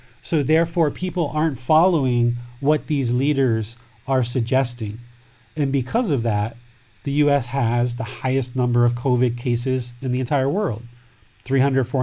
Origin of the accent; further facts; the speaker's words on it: United States; I'm from America